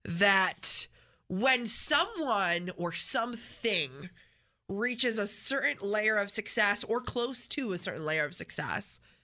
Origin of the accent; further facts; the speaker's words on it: Rochester, New York, United States; I'm from Rochester.